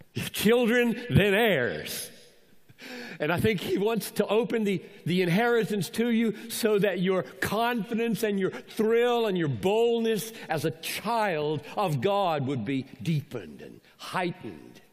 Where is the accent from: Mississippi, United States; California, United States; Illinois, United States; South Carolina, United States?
South Carolina, United States; Greenville; I grew up in Greenville, South Carolina